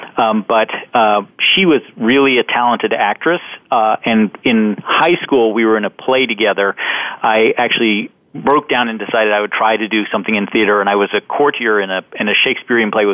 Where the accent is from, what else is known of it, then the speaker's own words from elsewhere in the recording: London, United Kingdom; moved away; I actually spent a fair amount of my childhood growing up in London, England